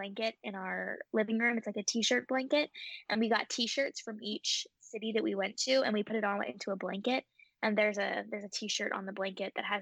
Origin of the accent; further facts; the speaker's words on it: Memphis, Tennessee, United States; Memphis is my hometown